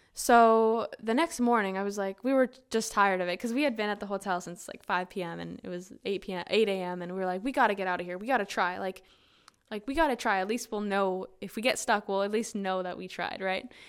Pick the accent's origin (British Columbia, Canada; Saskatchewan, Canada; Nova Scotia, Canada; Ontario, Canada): Saskatchewan, Canada; moved away as an adult; also born or lived in Muskogee, Oklahoma; I was from Canada